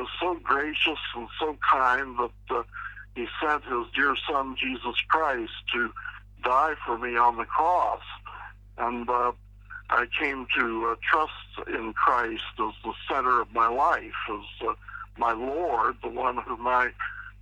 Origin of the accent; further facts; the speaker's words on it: Pittsburgh, Pennsylvania, United States; I was raised in Pittsburgh, Pennsylvania